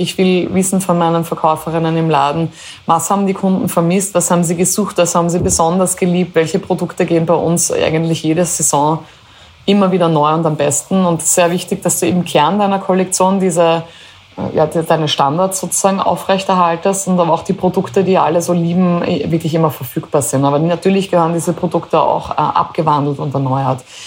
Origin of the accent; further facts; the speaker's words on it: Styria, Austria; also born or lived in Carinthia; für mich als äh, Steirerin, als äh, halbe Kärntnerin, äh, als Österreicherin